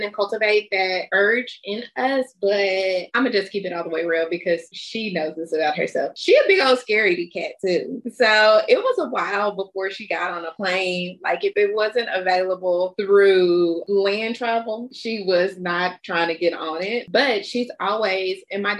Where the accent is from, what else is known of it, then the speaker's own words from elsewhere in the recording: Kentucky, United States; I grew up in Kentucky